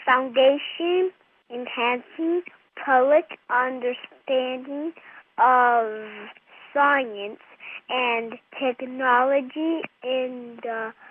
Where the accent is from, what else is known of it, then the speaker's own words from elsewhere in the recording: California, United States; I'm from California.